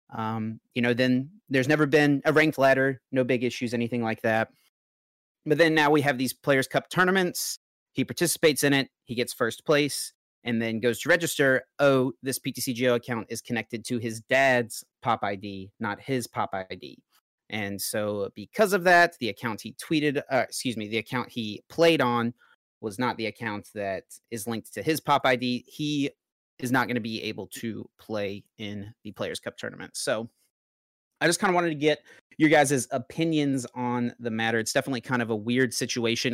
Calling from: North Carolina, United States; I'm calling from North Carolina

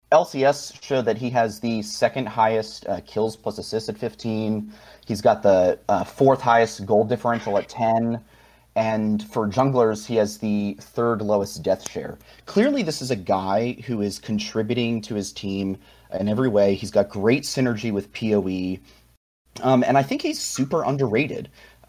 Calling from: Arlington, Virginia, United States; Calling from Arlington, Virginia, right outside Washington, D.C.

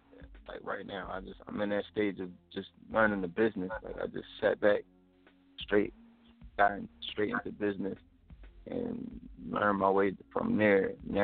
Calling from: Collegeville, Pennsylvania, United States; I'm calling from Collegeville. Collegeville, PA.

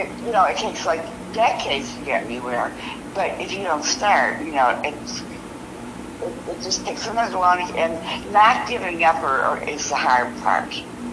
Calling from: Cleveland, Ohio, United States; Well, I'm in Cleveland, and actually, the weather has been amazing.

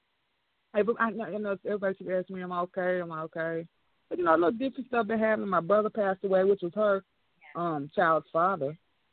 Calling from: Arkansas, United States; from Arkansas.

